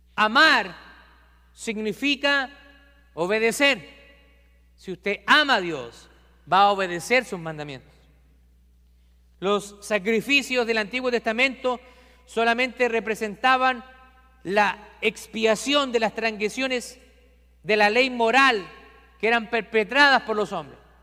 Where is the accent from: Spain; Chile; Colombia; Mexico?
Chile; En mi país hay un santuario cerca de la capital de Chile